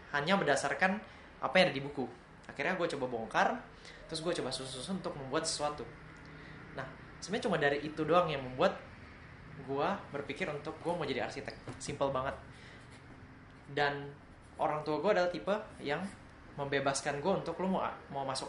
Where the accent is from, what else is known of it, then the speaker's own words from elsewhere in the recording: Pontianak, West Kalimantan, Indonesia; aku asli Pontianak, jadi Lego itu sangat langka ya.